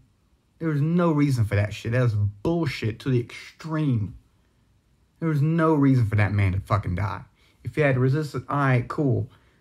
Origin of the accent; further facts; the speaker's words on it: the South, United States; Like, I was raised in the South. I see it all over me.